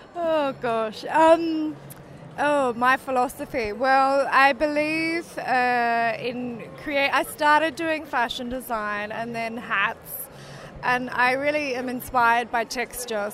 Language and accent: English; Australia; also born or lived in south of France; now in France; I'm Australian, but based in the south of France